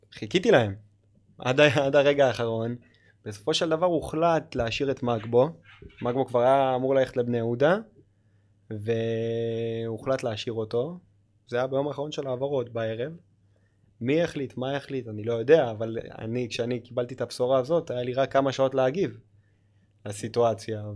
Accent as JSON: {"language": "Hebrew", "country": "Israel", "tie": "born or raised there", "said": "המדינה שלי, שאני אוהב, שאני גדלתי בה"}